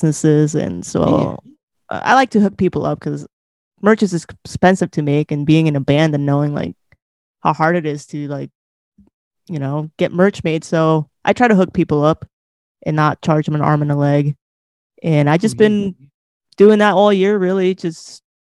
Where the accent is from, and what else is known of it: Arizona, United States; born or raised there; also born or lived in Hermosillo, Sonora, Mexico